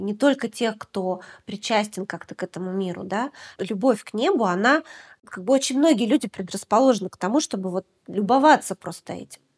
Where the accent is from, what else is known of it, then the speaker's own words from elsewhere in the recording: Deputatsky, Sakha Republic, Russia; moved away; я родилась в Якутии. Я родилась в маленьком поселке практически на берегу Северного Ледовитого океана. Он называется Депутатский.